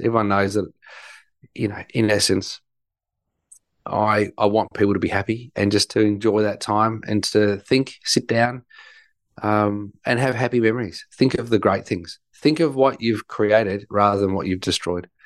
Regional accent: Melbourne, Victoria, Australia; growing up in Melbourne, Victoria, we don't have a white Christmas

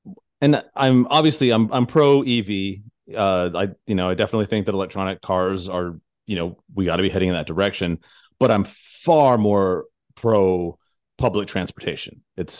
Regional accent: Tucson, Arizona, United States; born there; So I was born in Tucson, Arizona, and I still have family out there, and I still visit.

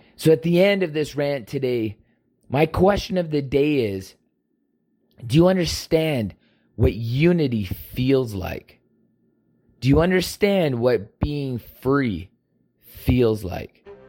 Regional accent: Canada; we are all Canadian

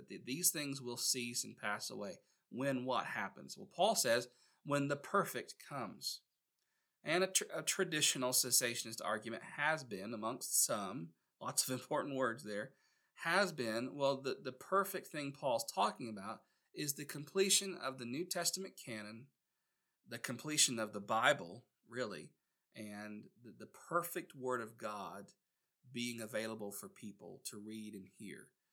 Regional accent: Gastonia, North Carolina, United States; my hometown in Gastonia, North Carolina

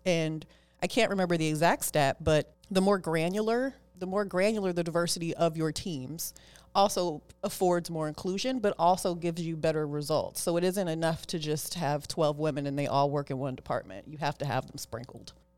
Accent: Oakland, California, United States; I am a girl from East Oakland, California. I was born and raised in Oakland. I still live in Oakland

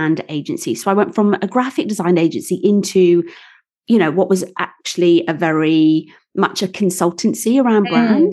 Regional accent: Wales, United Kingdom; moved away; I'm not posh at all. I'm from Wales

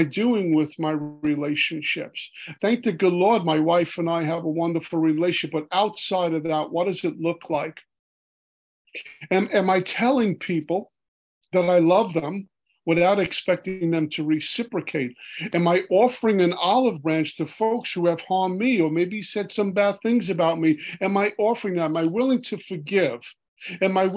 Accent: New York City, New York, United States; growing up in Brooklyn, New York

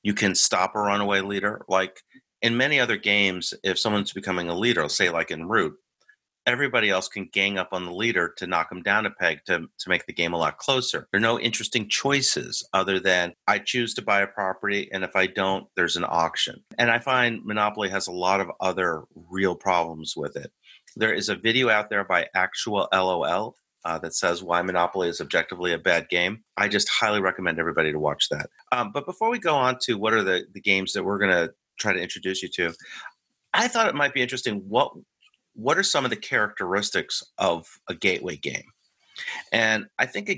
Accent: United States; I'm your American host

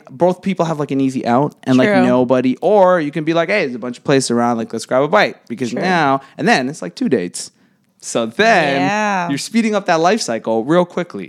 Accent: Pickering, Ontario, Canada; I'm from Pickering. Like that's where I grew up originally, like right on the border of Scarborough and Pickering.

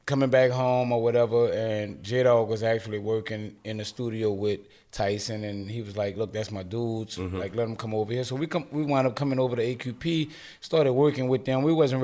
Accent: New Orleans, Louisiana, United States; I grew up in Hollygrove.

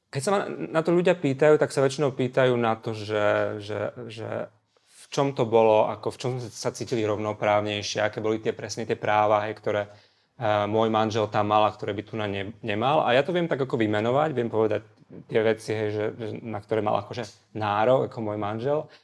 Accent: Košice, Košice Region, Slovakia; moved away as an adult; also born or lived in Prešov / Luxembourg; now in Bratislava, Slovakia; ja som Košičan, ja som sa narodil v Prešove, ale ako, uh, žil som takmer celý život v Košiciach, potom bola Bratislava a potom ten Luxemburg

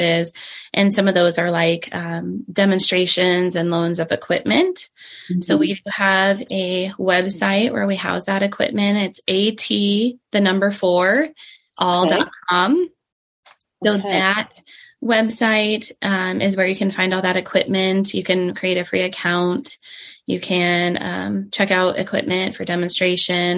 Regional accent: Omaha, Nebraska, United States; I was born and raised in Elkhorn, actually, now Omaha

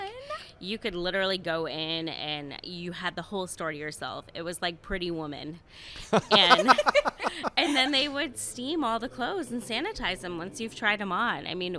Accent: East Coast, United States; now in Columbus, United States; So I'm a transplant from the East Coast.

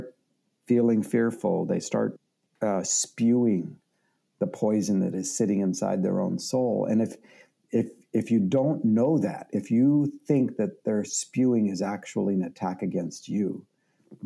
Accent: Canada; I'm Canadian

